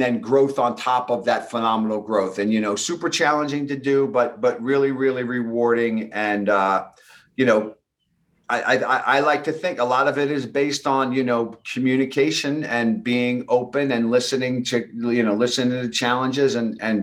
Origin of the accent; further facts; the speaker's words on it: Long Island, New York, United States; accent: thick New York; I had this thick New York accent. I'm from New York and I grew up in a middle-class neighborhood. And, you know, we were Long Island proud